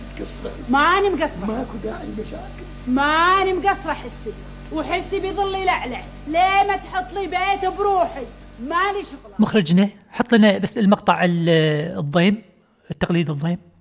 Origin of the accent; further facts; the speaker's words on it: Kuwait; accent: Kuwaiti; اللهجة الكويتية لهجة ديرتي